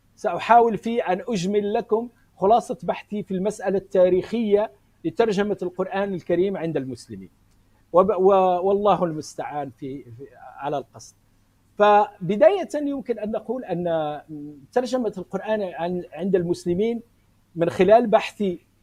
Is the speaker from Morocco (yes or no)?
yes; Morocco; also born or lived in Spain; انا من المغرب ولكني درست في اسبانيا مده